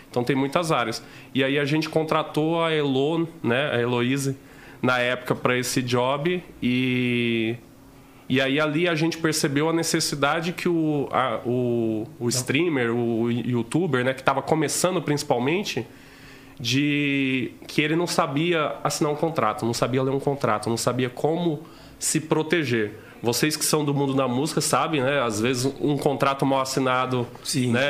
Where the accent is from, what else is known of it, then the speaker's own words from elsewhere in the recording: Rondônia, Brazil; also born or lived in Dom Aquino, Mato Grosso; Eu cresci em Rondônia, né? A minha família, pô, todo mundo. Meus pais foram criados em fazenda e tava todo mundo indo pro, pra Rondônia atrás de terra mais barata, né?